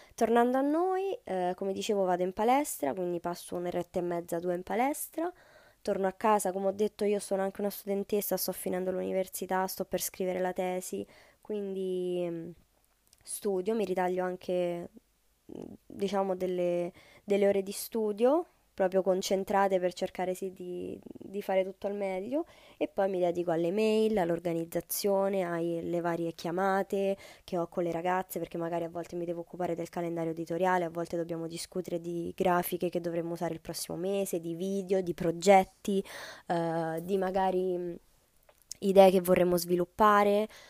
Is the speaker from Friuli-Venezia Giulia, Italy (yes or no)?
no; Rome, Lazio, Italy; io sono di Roma, eh, studio qui, vivo